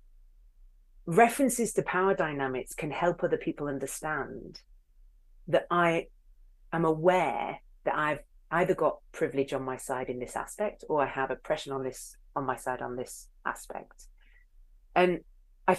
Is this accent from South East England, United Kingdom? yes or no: no; Hull, Yorkshire and the Humber, United Kingdom; I am from Hull